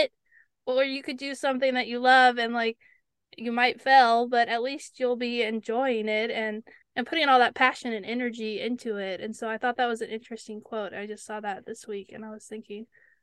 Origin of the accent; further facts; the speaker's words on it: California, United States; moved away as an adult; also born or lived in Virginia; we were in Virginia, and I'm from California